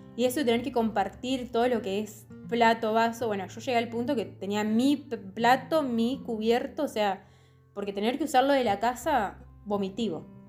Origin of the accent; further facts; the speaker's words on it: Santa Rosa, La Pampa, Argentina; moved away as an adult; also born or lived in Córdoba; yo vengo de el campo, así, la pampa